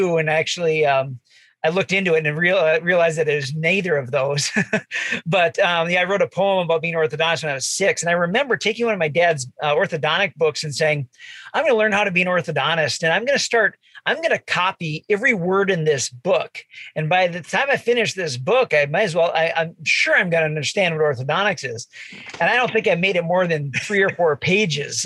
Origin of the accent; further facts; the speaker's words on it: Bismarck, North Dakota, United States; I grew up in Bismarck